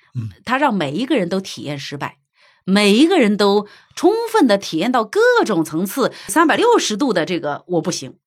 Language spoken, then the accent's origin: Chinese; China; 我们中国人一直在这个方面是孜孜不倦地在那追求